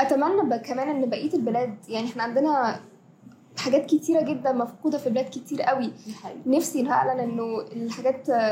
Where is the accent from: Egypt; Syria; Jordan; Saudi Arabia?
Egypt; احنا كمصريين